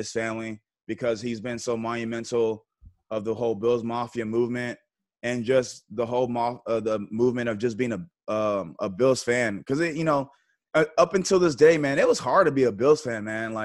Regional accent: Texas, United States; moved away as an adult; also born or lived in Buffalo; I was from Texas. You know, Texas has our own rules

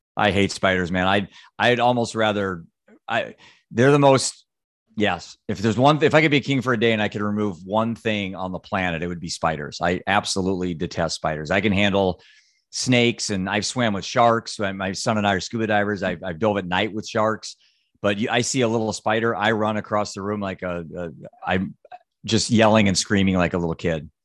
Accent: Solon, Iowa, United States; Solon, Iowa

